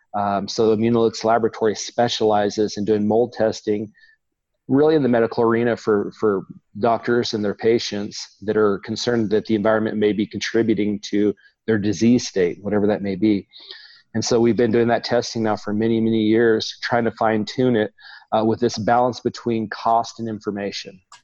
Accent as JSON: {"language": "English", "region": "Oklahoma", "country": "United States", "tie": "born or raised there", "said": "growing up in Oklahoma"}